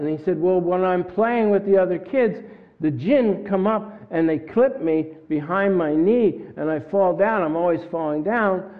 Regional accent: Camden, New Jersey, United States; I was born in Camden

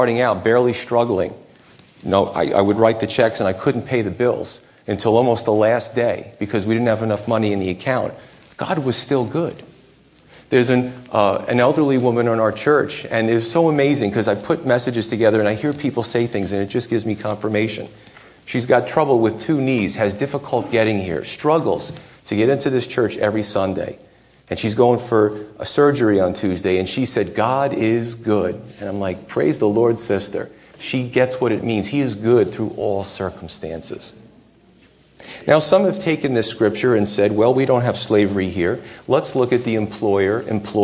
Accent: United States; as American Christians

